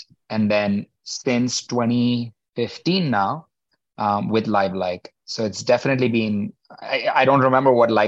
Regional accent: India; moved away as an adult; also born or lived in Mumbai, India / Atlanta, United States; now in New York, United States; I grew up in India, as you said, finished my undergrad back there, University of Mumbai, and came to the US

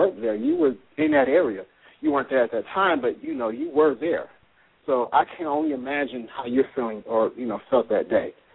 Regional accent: Chicago, Illinois, United States; moved away; also born or lived in Tampa; my hometown because I'm from Chicago

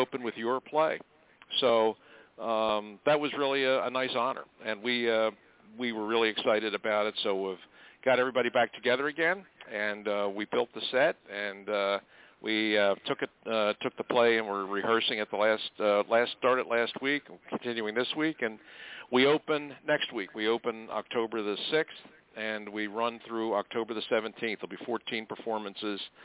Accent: Philadelphia, Pennsylvania, United States; I grew up in Philly

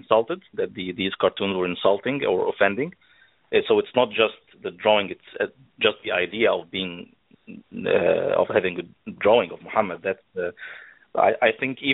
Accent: Egypt; moved away; also born or lived in Saudi Arabia; I come from Egypt

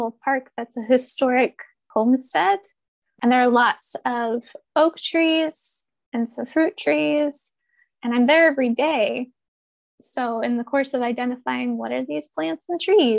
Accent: Ohio River Valley, United States; moved away; also born or lived in Pacific Northwest; I grew up in the Ohio River Valley, which is ecologically just very different

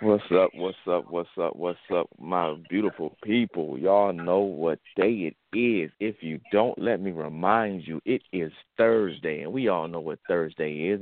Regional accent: Saginaw, Michigan, United States; my hometown right here in Saginaw, Michigan

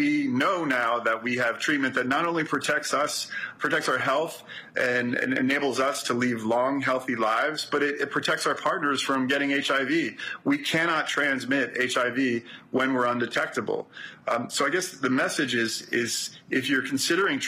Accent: New York City, New York, United States; I'm from Brooklyn

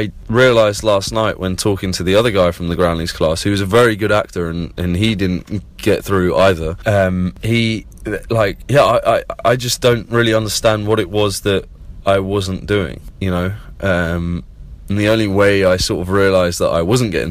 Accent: Plymouth, South West England, United Kingdom; now in London, United Kingdom; I'm from Plymouth down in the southwest and, you know, grew up on beaches and in the woods and on the moors

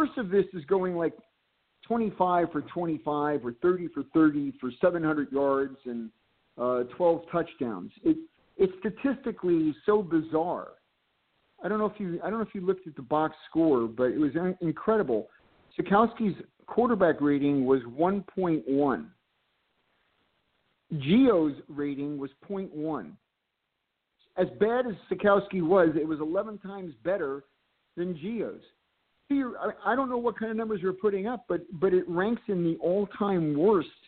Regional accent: Bloomfield, New Jersey, United States; my hometown of Bloomfield

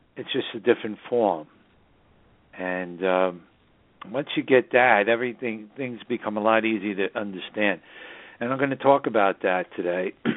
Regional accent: New York City, New York, United States; now in Hudson Valley, United States; the northern suburbs of New York City, my hometown

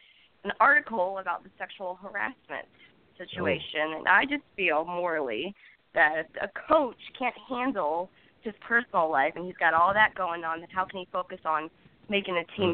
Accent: Florida, United States; moved away as an adult; now in Detroit, United States; I'm from Florida originally.

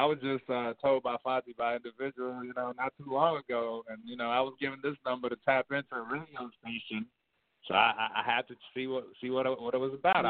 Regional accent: Chicago, Illinois, United States; moved away as an adult; also born or lived in Abidjan, Ivory Coast; now in San Francisco Bay Area, United States; I was born in West Africa, but Ivory Coast, Cote d'Ivoire out here. But I grew up in Chicago, and I went to college in California. And, you know, and I'm still in California right now. I'm in the Bay.

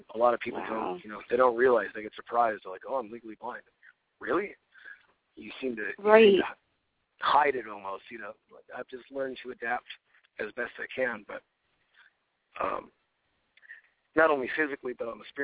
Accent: outside Chicago, Illinois, United States; I grew up outside Chicago

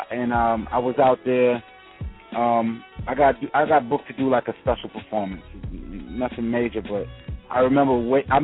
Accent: New York City, New York, United States; I'm from the Heights. I'm from Uptown.

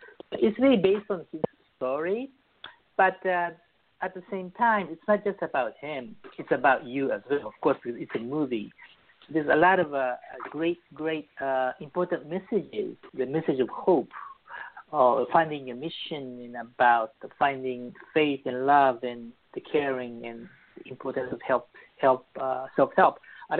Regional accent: Japan; born there; also born or lived in Beirut, Lebanon / New York; So, I was born in Japan as a Christian, very rare Christian family, and I lived in Lebanon, Beirut, when I was very young.

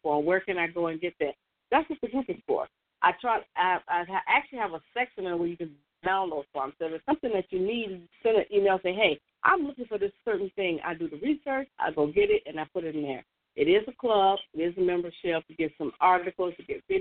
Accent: Chicago, Illinois, United States; I'm from Chicago.

